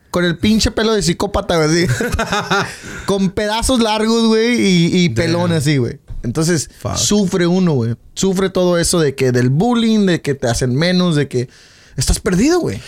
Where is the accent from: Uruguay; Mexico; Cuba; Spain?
Mexico; now in United States; nunca dejas de ser mexicano